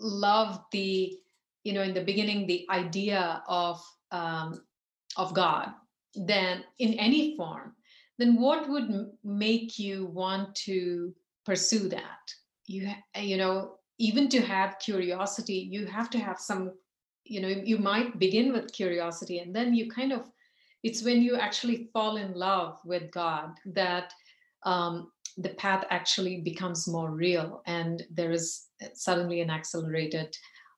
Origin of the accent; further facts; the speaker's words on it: India; growing up in India